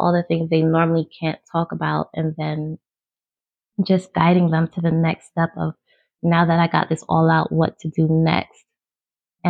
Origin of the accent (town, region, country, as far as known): New York City, New York, United States; born or raised there; moved away; also born or lived in Maryland